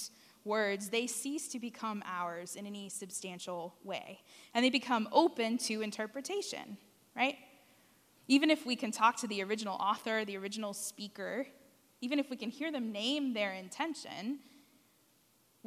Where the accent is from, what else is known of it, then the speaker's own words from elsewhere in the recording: San Antonio, Texas, United States; where I grew up in San Antonio